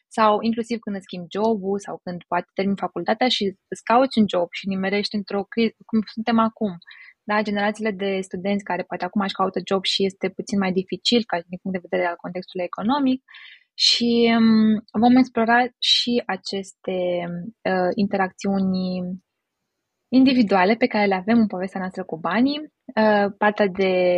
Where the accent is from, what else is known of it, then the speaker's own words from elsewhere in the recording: Romania; noi ca români